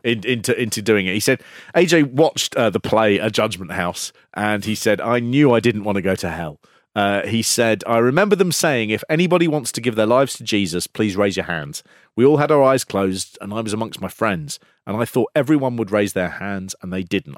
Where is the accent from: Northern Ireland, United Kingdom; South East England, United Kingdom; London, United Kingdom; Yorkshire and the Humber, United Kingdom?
London, United Kingdom; I am from North London